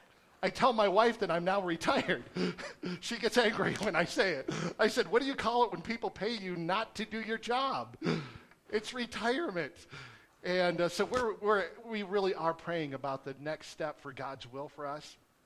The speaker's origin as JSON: {"language": "English", "region": "Michigan", "country": "United States", "tie": "born there", "also_born_or_lived": "Wales", "lives_now": "Las Cruces, United States", "said": "I was born in the Midwest, Michigan, the Great Lake State, where it rains all the time."}